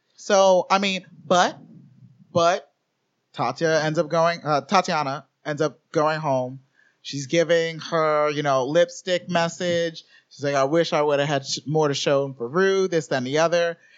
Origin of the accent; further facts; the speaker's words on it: Orlando, Florida, United States; growing up in Orlando